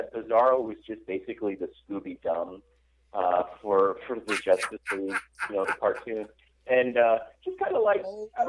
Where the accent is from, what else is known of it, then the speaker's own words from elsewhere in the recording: Idaho, United States; I come from Southern Idaho.